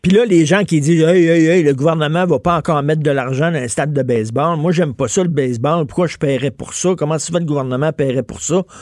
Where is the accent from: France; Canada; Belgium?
Canada; Montreal, Quebec; chez nous à Montréal.